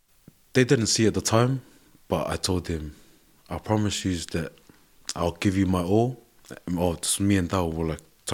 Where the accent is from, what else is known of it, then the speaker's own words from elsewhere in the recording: New Zealand; I was like, ducks. We're from New Zealand, we didn't do drillers. We just hockey, one on ones, yep, that's us.